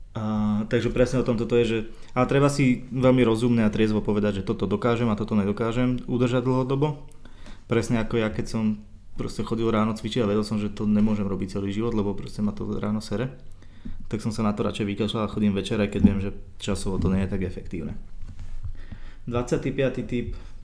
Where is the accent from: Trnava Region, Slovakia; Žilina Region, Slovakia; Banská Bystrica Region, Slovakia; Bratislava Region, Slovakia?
Trnava Region, Slovakia; Sereď; moved away; keď som ešte býval doma v Seredi